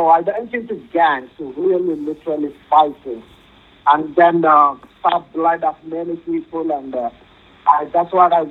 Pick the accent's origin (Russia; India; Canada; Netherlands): India; moved away; I'm from India